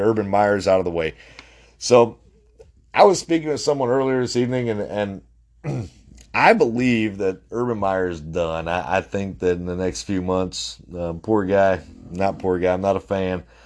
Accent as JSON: {"language": "English", "region": "North Dakota", "country": "United States", "said": "I'm from North Dakota."}